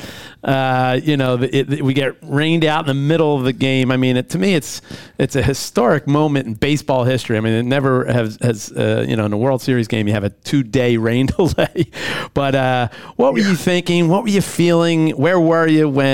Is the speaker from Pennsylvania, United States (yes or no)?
yes; Philadelphia, Pennsylvania, United States; I'm born and raised in the Philly area